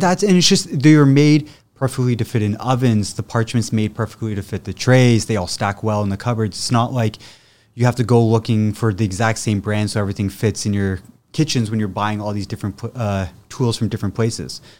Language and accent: English; Ottawa, Ontario, Canada; moved away; also born or lived in England / Oakville; originally born and raised in Ottawa.